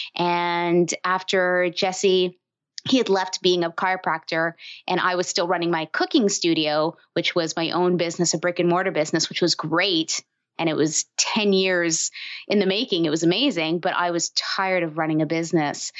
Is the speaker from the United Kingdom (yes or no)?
no; Toronto, Ontario, Canada; moved away as an adult; now in Windsor, Canada; I'm from Toronto, bigger city in Canada